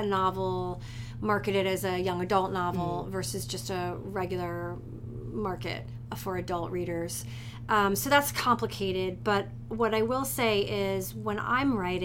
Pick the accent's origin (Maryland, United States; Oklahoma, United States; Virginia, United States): Virginia, United States; Richmond; also born or lived in Brooklyn, New York; now in Montclair, United States; I grew up in Richmond, Virginia